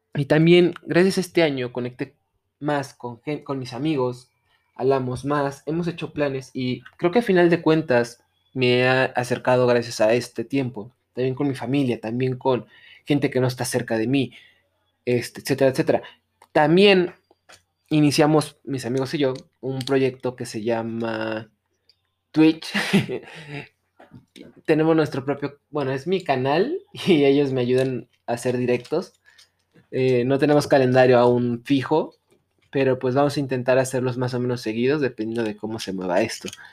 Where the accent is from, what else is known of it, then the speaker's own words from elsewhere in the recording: Mexico; como sociedad mexicana